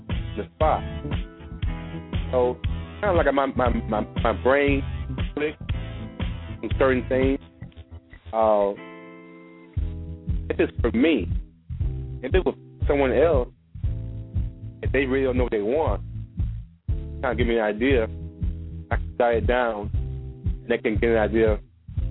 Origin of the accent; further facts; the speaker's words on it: Alabama, United States; moved away; my hometown area, Alabama